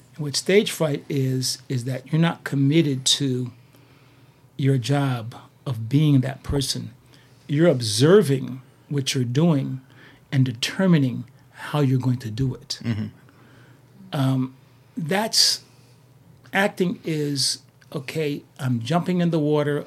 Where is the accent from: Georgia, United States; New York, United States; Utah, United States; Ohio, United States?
New York, United States; Poughkeepsie; moved away as an adult; also born or lived in Boston; place you never heard of. It's called Poughkeepsie, New York.